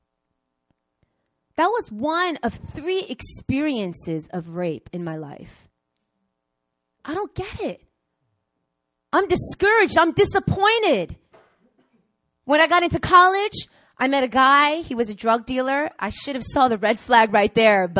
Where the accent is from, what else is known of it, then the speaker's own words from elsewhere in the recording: Long Island, New York, United States; moved away as an adult; also born or lived in Queens, New York; now in South Korea; I grew up in Long Island. I mean, I was born in Queens, but I grew up in Long Island